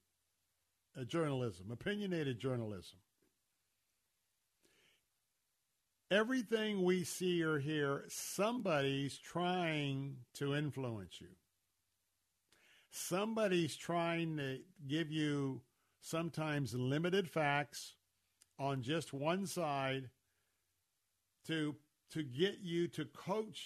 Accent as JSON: {"language": "English", "town": "Tampa", "region": "Florida", "country": "United States", "tie": "born or raised there", "said": "growing up in Tampa, born and raised there"}